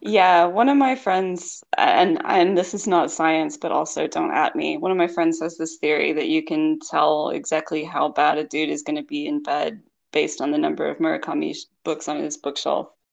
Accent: Kentucky, United States; moved away as an adult; also born or lived in Tokyo, Japan / United Kingdom; I'm from Kentucky

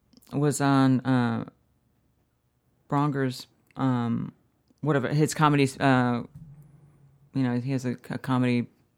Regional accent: Erie, Pennsylvania, United States; also born or lived in New York; now in Los Angeles, United States; I'm from upstate New York. Actually, I'm from Pennsylvania, Erie, Pennsylvania.

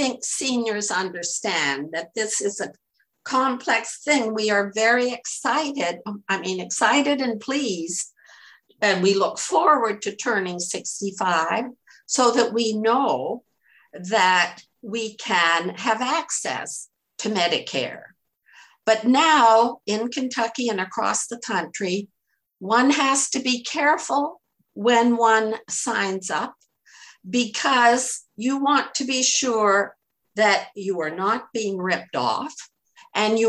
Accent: Canada; now in United States; originally I was Canadian. I'm an American citizen now

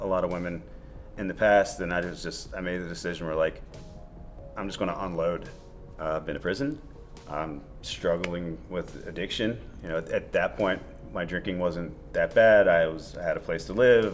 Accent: Dundalk, Maryland, United States; I grew up in Baltimore, in Dundalk.

